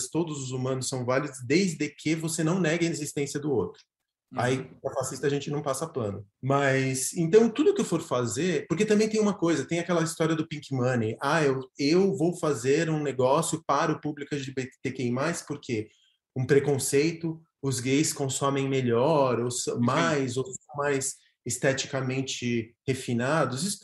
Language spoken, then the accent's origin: Portuguese; Argentina; Portuguese is a second language; now in São Paulo, Brazil; É, eu sou argentino, mas cidadão paulistano.